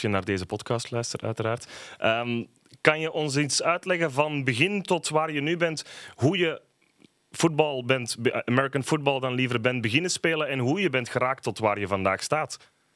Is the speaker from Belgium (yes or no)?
yes; Belgium; wij als Belgen